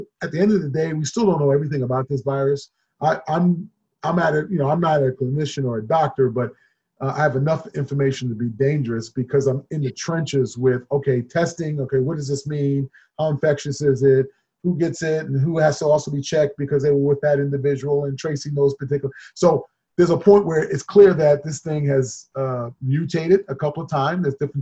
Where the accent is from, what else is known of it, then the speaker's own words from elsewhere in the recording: New York City, New York, United States; moved away as an adult; also born or lived in Huntington, New York / Centerport, New York; now in Illinois, United States; I grew up in Queens, and then obviously half of the Queens, and obviously half of it on Long Island and Huntington, Centerport area